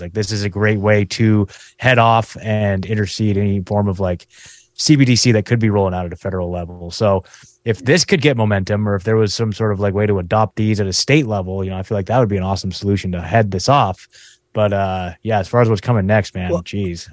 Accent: Oregon, United States; now in Tennessee, United States; I'm from Oregon

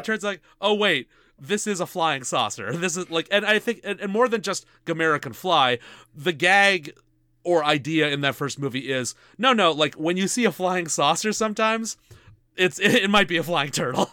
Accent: Canada; we're Canadian

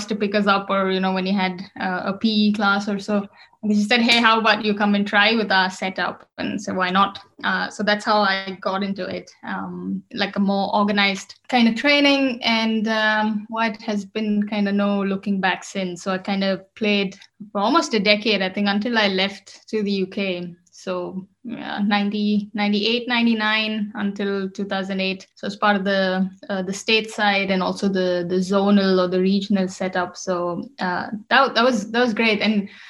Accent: Bangalore, Karnataka, India; moved away as an adult; also born or lived in United Kingdom; now in Germany; I come from Bangalore, which is a city in the south of India.

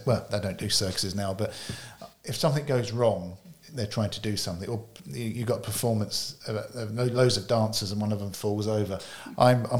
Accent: United Kingdom; I was somebody from the UK

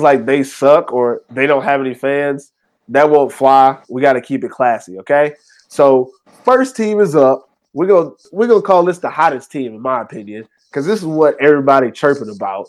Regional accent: Texas, United States; now in Finland; I'm from Texas.

